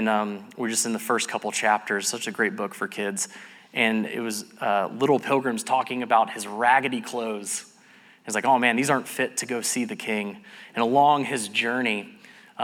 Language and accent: English; Cumming, Georgia, United States; moved away; I grew up here in Cumming